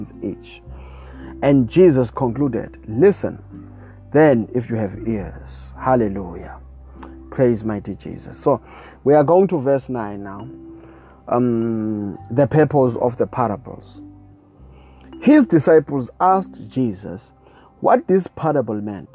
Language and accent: English; South Africa; I come all the way from South Africa